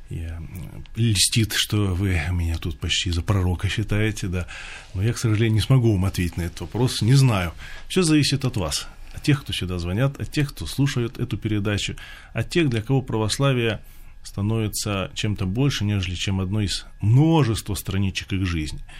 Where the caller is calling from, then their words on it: Bryansk, Bryansk Oblast, Russia; я звоню из Брянска, крестьянин.